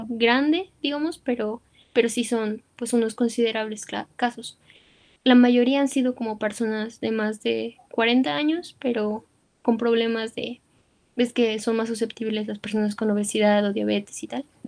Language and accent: Spanish; Mexico